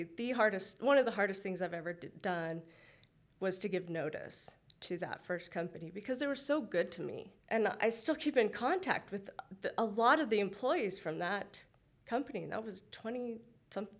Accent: Utah, United States; also born or lived in California; I grew up in Utah County, except 2 years that I lived in California.

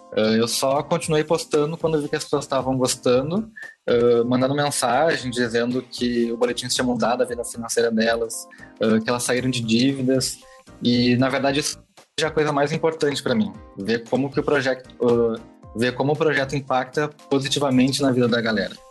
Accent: Porto Alegre, Rio Grande do Sul, Brazil; Eu sou de Porto é? Alegre, Rio Grande do Sul

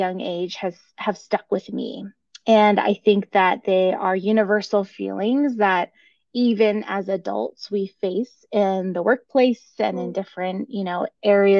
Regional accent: United States; I am the daughter of immigrants. I grew up in the United States

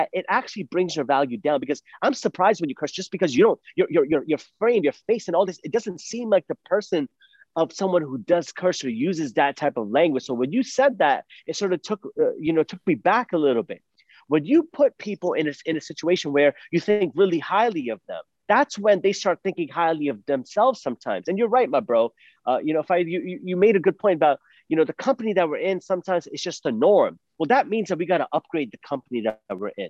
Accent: Phoenix, Arizona, United States; I'm from Phoenix, Arizona

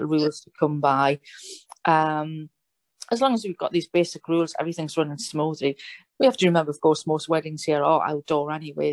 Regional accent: England, United Kingdom; now in Italy; I am English, you know, um, living in Italy

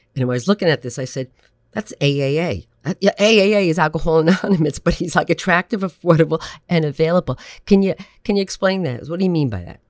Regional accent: New Jersey, United States; I'm a Jersey girl

